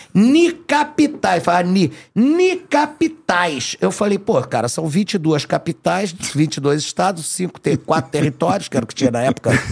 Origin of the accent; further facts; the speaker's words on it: Rio de Janeiro, Brazil; eu fui nascido e criado no Meyer